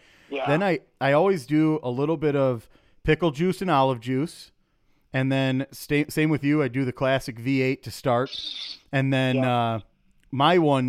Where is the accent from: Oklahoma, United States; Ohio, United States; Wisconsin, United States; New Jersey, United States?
Wisconsin, United States; Elkhorn; we're actually both from the Delavan area originally, from Elkhorn, Wisconsin